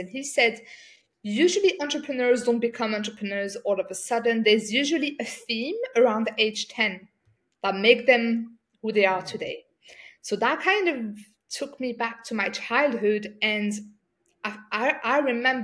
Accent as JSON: {"language": "English", "country": "France", "tie": "born or raised there", "said": "So I grew up in France. I'm from a North African background."}